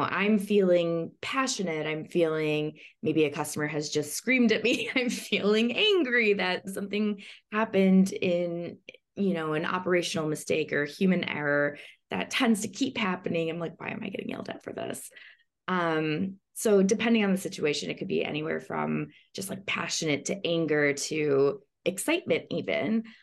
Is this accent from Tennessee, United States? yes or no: no; Chicago, Illinois, United States; now in Los Angeles, United States; I am originally from Chicago, but I'm now based in Los Angeles